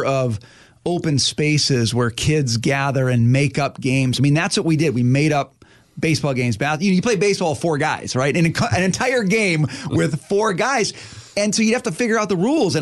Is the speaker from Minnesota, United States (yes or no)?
yes; Forest Lake, Minnesota, United States; we grew up together in Forest Lake, Minnesota